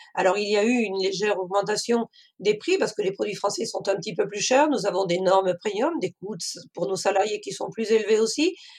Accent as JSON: {"language": "French", "area": "Cantal", "region": "Auvergne-Rhône-Alpes", "country": "France", "moved": "as an adult", "lives_now": "Maine-et-Loire, France", "said": "Je suis originaire du Cantal, mais j'ai suivi mon mari dans le Maine-et-Loire"}